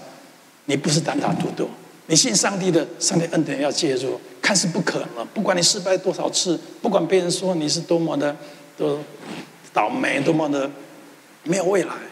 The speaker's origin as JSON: {"language": "Chinese", "country": "Taiwan", "tie": "born or raised there", "moved": "yes", "said": "从小我出生在一个贫穷的环境，我们家世世代代都是务农的"}